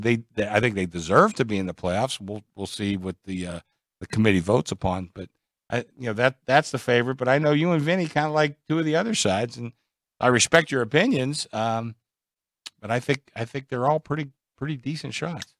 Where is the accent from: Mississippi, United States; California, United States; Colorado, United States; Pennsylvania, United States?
Pennsylvania, United States; Pittsburgh; now in Las Vegas, United States; I'm from Pittsburgh